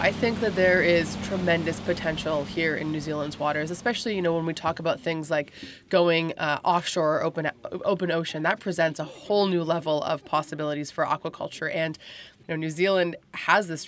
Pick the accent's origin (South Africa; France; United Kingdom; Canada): Canada; I'm from Canada